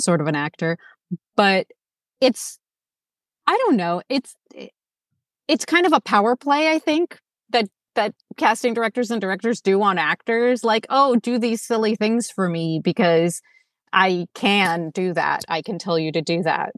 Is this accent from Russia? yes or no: yes; Moscow, Russia; now in Los Angeles, United States; I was born in Moscow, which is a big city, and then I moved to L A, which is also a big city.